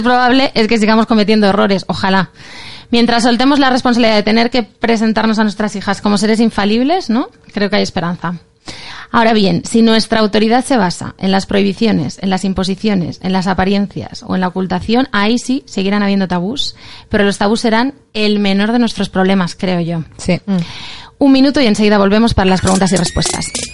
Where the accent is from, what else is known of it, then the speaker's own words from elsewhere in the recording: Catalonia, Spain; Soy, catalana